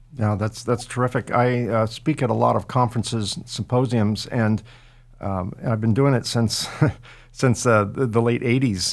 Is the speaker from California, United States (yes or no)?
yes; California, United States; I'm a West Coast boy, right? So I was born and raised in California